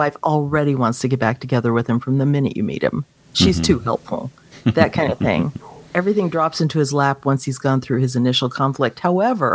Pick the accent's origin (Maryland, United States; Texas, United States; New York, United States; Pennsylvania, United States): Texas, United States; Dallas; I'm from Dallas